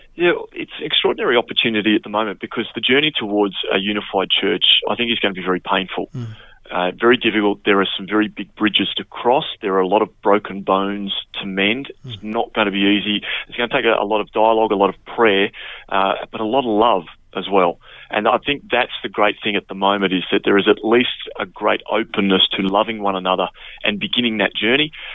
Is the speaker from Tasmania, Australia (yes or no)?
yes; Flinders Island, Tasmania, Australia; now in Sydney, Australia; where I grew up on Flinders Island